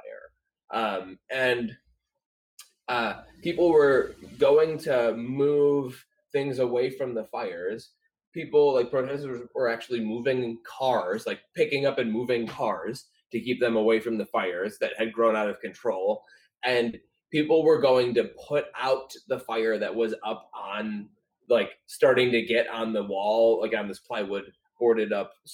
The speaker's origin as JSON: {"language": "English", "town": "Chicago", "region": "Illinois", "country": "United States", "moved": "yes", "lives_now": "Portland, United States", "said": "I come from Chicago"}